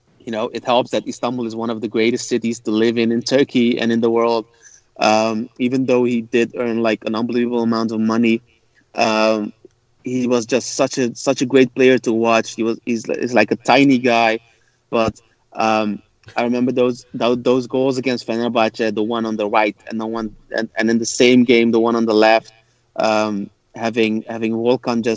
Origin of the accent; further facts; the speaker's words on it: Rotterdam, South Holland, Netherlands; born and raised in the Netherlands and in Rotterdam